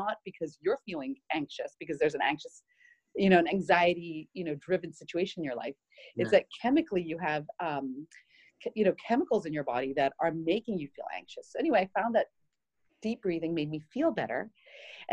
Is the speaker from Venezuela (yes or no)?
no; Barbados; moved away as an adult; also born or lived in Puerto Rico / Israel; now in Houston, United States; I grew up in the Caribbean. I was born in Puerto Rico and raised in Barbados